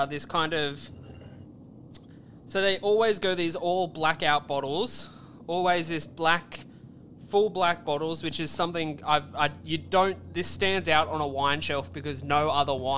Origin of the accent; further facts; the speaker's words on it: Australia; we're Australian